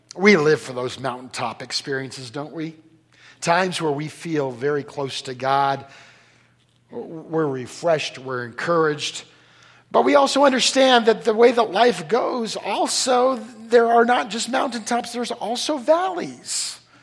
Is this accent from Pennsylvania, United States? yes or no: no; Bay Area, California, United States; moved away; I'm from, I'm from California. Sorry, I escaped. I'm from, Cal. I'm, from the, I'm from the Bay Area. I learned to drive in San Jose.